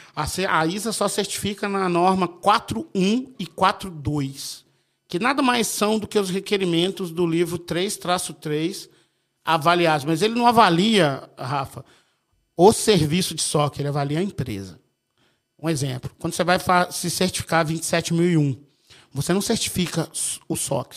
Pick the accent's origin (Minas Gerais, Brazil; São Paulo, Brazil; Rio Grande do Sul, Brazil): Minas Gerais, Brazil; eu sou de Minas